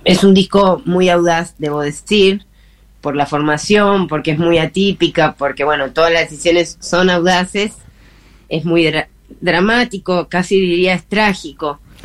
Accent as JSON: {"language": "Spanish", "region": "Buenos Aires", "country": "Argentina", "moved": "as an adult", "lives_now": "Salta, Argentina", "said": "yo soy porteña"}